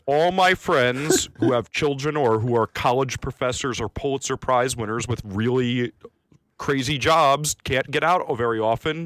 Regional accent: New York, United States; I'm a New Yorker

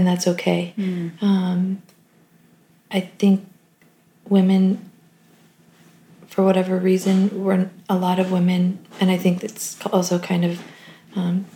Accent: Delaware, Ohio, United States; We grew up in a small town in Ohio called Delaware

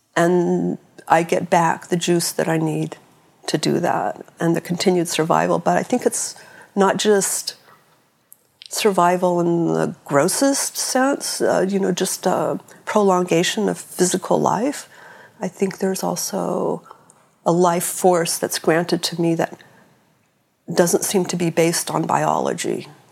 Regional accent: San Francisco, California, United States; I was born in 1956 in San Francisco

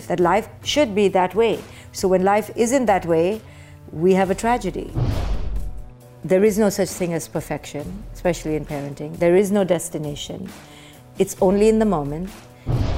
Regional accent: India; moved away; I was born in India

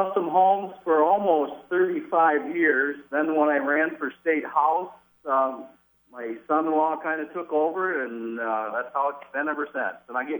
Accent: Newaygo, Michigan, United States; also born or lived in Fremont, Michigan; Actually, I was born in Fremont, but basically raised in Newaygo.

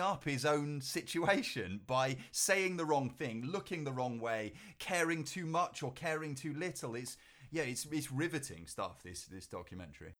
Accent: Cheltenham, South West England, United Kingdom; my hometown of, of Cheltenham

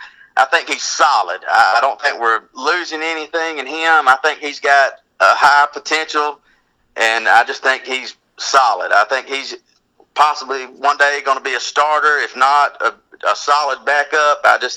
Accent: Enterprise, Alabama, United States; I'm from Enterprise, Alabama.

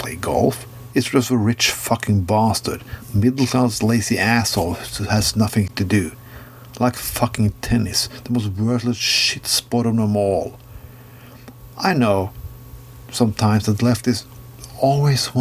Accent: Norway; I'm from Norway

